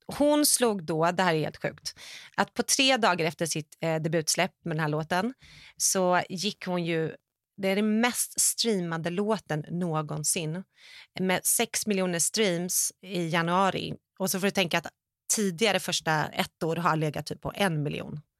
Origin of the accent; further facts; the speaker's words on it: Sweden; now in Los Angeles, United States; som svensk